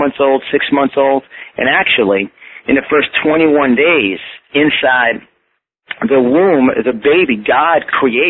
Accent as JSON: {"language": "English", "town": "Yonkers", "region": "New York", "country": "United States", "tie": "born or raised there", "accent": "New York", "said": "I was born and raised in Yonkers, New York, on just the tip of the Bronx."}